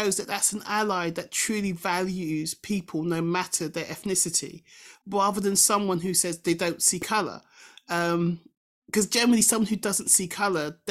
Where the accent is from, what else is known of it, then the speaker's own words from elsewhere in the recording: England, United Kingdom; I'm British because I'm born in this country and whatever, and I embrace Englishness and Britishness